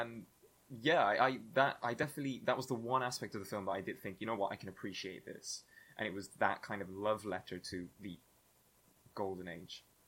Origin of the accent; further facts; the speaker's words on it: Spain; moved away; growing up in Spain and doing the Spanish baccalaureate